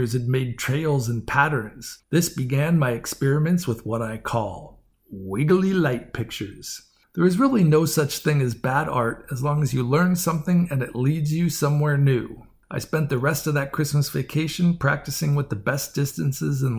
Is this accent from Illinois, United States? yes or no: no; San Francisco Bay Area, California, United States; now in San Diego, United States; I grew up in the San Francisco Bay Area, so I know my fog.